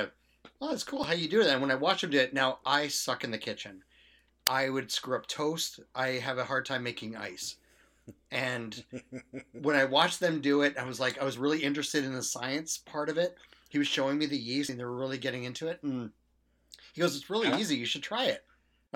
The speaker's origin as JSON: {"language": "English", "area": "Okanagan", "region": "British Columbia", "country": "Canada", "tie": "born or raised there", "said": "I grew up in the Okanagan"}